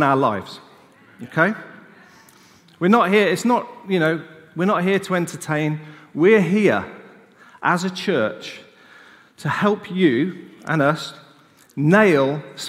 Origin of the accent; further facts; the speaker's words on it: United Kingdom; we're British